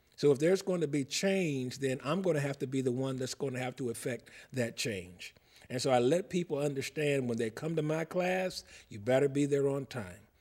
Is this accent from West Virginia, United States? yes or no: no; Cincinnati, Ohio, United States; moved away; I'm from Cincinnati